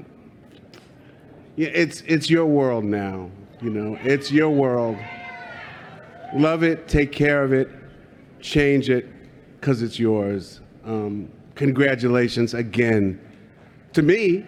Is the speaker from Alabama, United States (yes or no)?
no; New York City, New York, United States; I was raised on 148th in Riverside